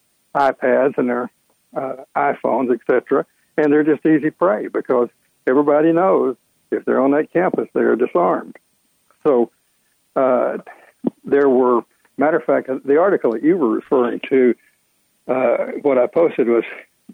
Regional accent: Texas, United States; now in Georgia, United States; I'm from Texas

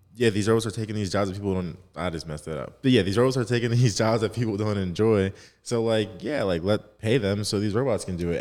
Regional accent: New Jersey, United States; I'm from Jersey, so shout out South Jersey

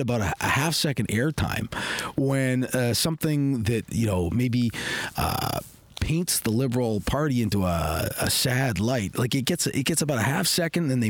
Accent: Canada; if I'm Canadian. It's like, well, yeah

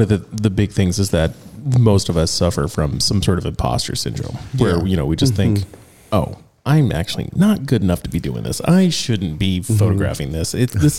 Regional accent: Northern California, United States; The skateboarding scene 25 years ago in my hometown growing up in Northern California

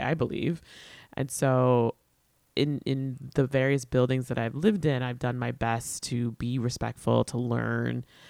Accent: New York, United States; But I'm a New Yorker.

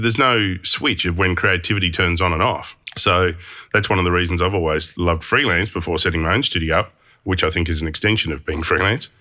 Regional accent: Hobart, Tasmania, Australia; I grew up in Hobart and we only had two T V stations

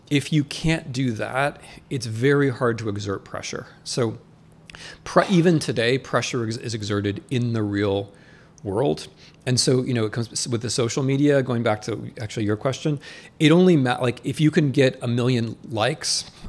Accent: Midwest, United States; also born or lived in Russia / Poland / Ukraine / Germany; I'm from the Midwest where like a lot of the doctors are Muslim

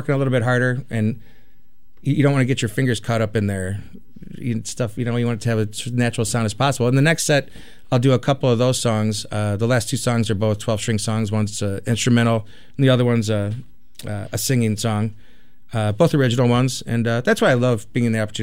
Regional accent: Chicago, Illinois, United States; growing up in Chicago

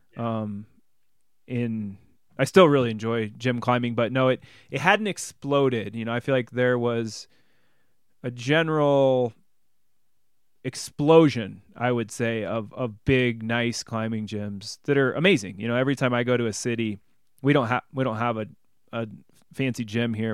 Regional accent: Bloomington, Illinois, United States; moved away as an adult; I grew up in, in Bloomington Normal

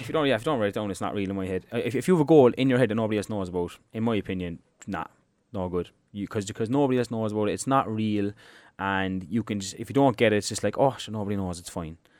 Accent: Ireland

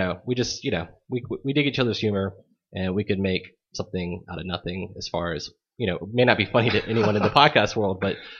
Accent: Louisiana, United States; coming back to Louisiana relatively early after Katrina and being like. Like, how did this affect my home state

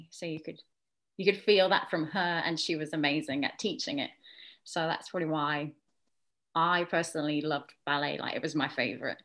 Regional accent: a little town outside of Birmingham, West Midlands, United Kingdom; I'm from Warsaw, which is a little town outside of Birmingham in the UK. And I started dancing there when I was 3 years old

